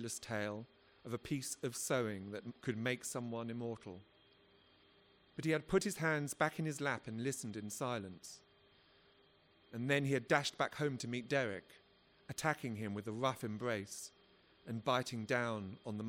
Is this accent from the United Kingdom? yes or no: yes; London, United Kingdom; I come from South London